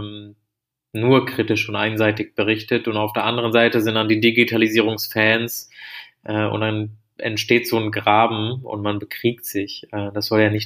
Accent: Germany; als Deutsche

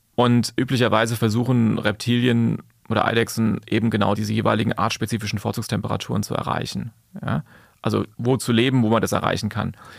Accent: Taunus, Hesse, Germany; im Taunus, da komme ich auch her aus der Ecke

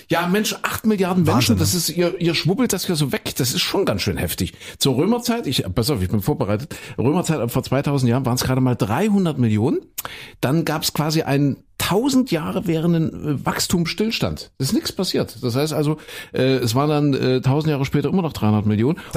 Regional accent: East Germany, Germany; Und ich bin ja ein Kind der DDR, Christine auch

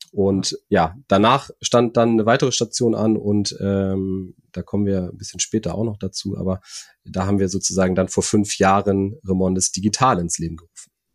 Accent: Hamburg area, Germany; also born or lived in Flensburg; ich komme aus dem, aus dem Hamburger Raum, da ist der Hafen äh, nicht weit weg

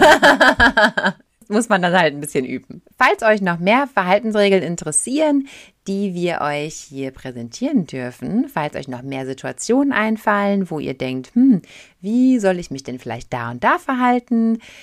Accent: Germany; als Deutscher

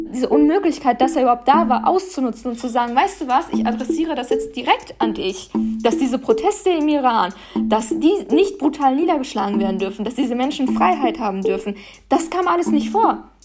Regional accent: Paderborn, North Rhine-Westphalia, Germany; now in Berlin, Germany; ich bin hier geboren und aufgewachsen

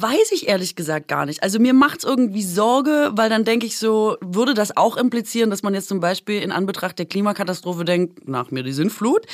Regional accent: Aalen, Baden-Württemberg, Germany; moved away; da, wo ich herkomme, und das habe ich auch beim Pierre vorgemacht, ist äh, ja Aalen

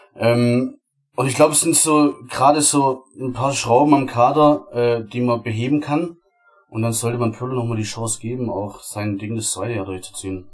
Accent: Baden-Württemberg, Germany; Ich komme äh, aus Baden-Württemberg, ist nicht allzu weit

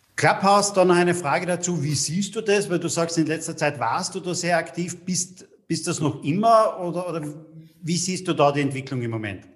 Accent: Austria; Bei uns in Österreich

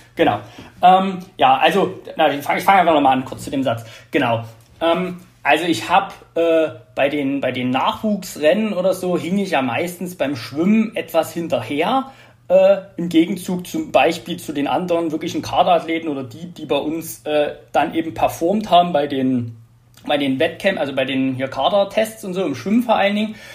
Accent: Radebeul, Saxony, Germany; ich komme aus Radebeul, wohne auch noch in Radebeul

